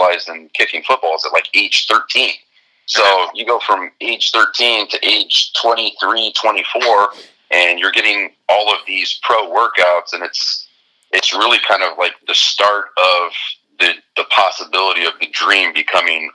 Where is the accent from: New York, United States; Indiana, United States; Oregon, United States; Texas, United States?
Indiana, United States; I'm from Indiana